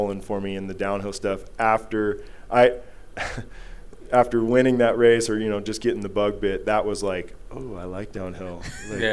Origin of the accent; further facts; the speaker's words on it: Northwest, United States; I came from the Northwest